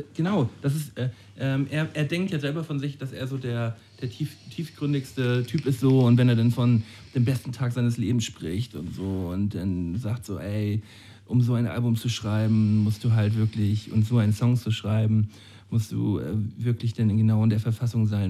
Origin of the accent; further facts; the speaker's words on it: Flensburg, Schleswig-Holstein, Germany; Wir sind doch aus Flensburg